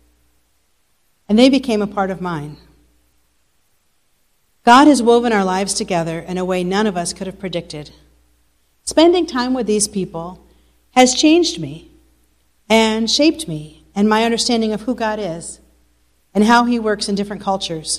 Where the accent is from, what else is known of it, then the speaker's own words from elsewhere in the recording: United States; moved away as an adult; also born or lived in New York; now in Bosnia and Herzegovina; as an American